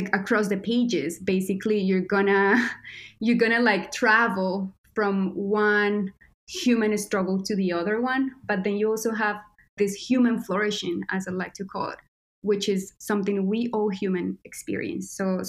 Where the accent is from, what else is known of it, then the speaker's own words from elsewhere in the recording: Quindío, Colombia; moved away; I'm a Colombian creator. That's how I like to call myself. And I was born and raised in Colombia, in Quindío, which is the tiniest state in Colombia, and is traditionally known for coffee.